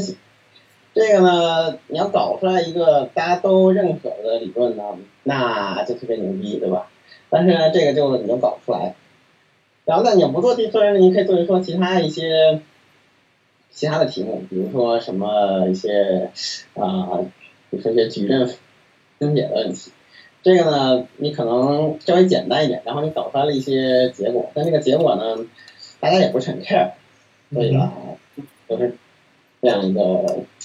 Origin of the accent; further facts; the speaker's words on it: Beijing, China; moved away as an adult; also born or lived in Sydney, Australia; now in United States; 北京了，然后，呃，一直从，一直上到高中，然后本科去了美国